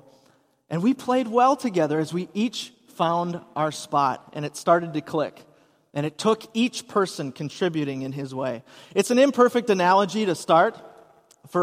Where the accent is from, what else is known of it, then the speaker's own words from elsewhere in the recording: Hudson, Wisconsin, United States; moved away; I grew up in Hudson